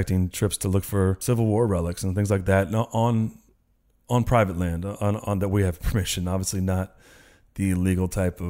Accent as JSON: {"language": "English", "region": "Northern California", "country": "United States", "tie": "born or raised there", "said": "I actually grew up in what some might say is somewhat the epicenter as far as California in the Bigfoot sightings, I'm from Northern California"}